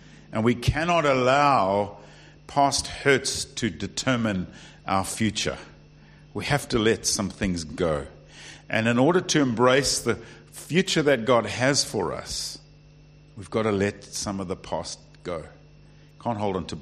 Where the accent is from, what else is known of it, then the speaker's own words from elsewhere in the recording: South Africa; now in United Kingdom; I am South African